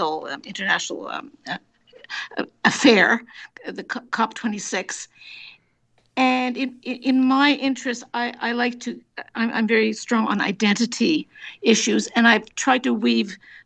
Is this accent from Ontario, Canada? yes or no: no; Montreal, Quebec, Canada; now in Toronto, Canada; I grew up in Montreal, but I've been living in Toronto for an awfully long time